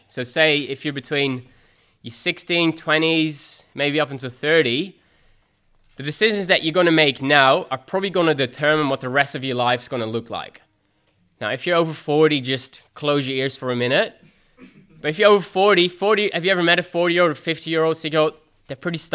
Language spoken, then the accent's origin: English; Netherlands; moved away as an adult; now in Australia; I'm originally from Holland